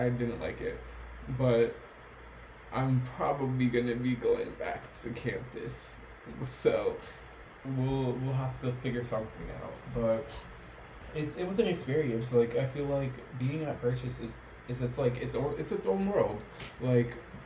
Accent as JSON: {"language": "English", "region": "New York", "country": "United States", "tie": "born or raised there", "said": "being born and raised in New York"}